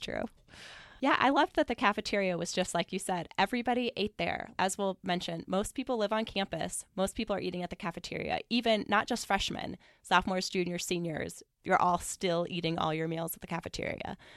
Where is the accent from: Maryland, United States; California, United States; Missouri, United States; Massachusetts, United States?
Missouri, United States; Columbia; moved away as an adult; I grew up in Columbia, Missouri